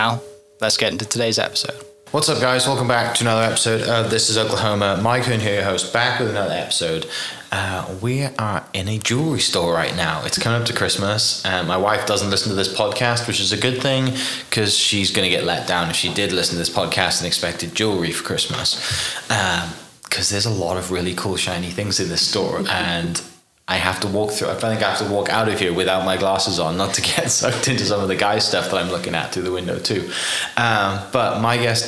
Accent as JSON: {"language": "English", "region": "Wales", "country": "United Kingdom", "moved": "yes", "said": "Wales in the UK"}